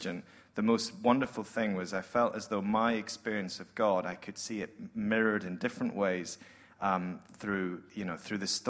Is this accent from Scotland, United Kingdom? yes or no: yes; Scotland, United Kingdom; accent: Scottish; moved away as an adult; now in Sydney, Australia; I come from Scotland, as you might guess.